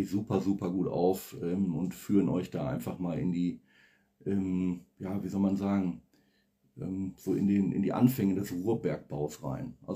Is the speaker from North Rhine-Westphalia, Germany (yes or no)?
yes; Oberhausen, North Rhine-Westphalia, Germany; born there; now in Essen, Germany; Das Ruhrgebiet, wie gesagt, Gasometer, Oberhausen, das Wahrzeichen ähm, meiner Geburtsstadt. Ja, ich bin dort geboren worden und ähm, komme immer wieder gerne da zurück.